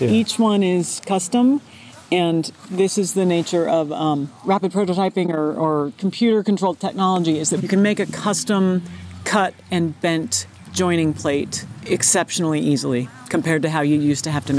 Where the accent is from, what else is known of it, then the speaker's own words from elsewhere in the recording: the West, United States; also born or lived in Los Angeles; now in Midwest, United States; growing up in the West, where it's always warm and sunny.